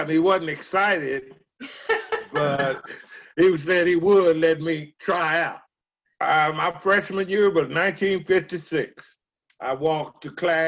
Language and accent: English; Denton, Texas, United States; I was born in Denton, Texas.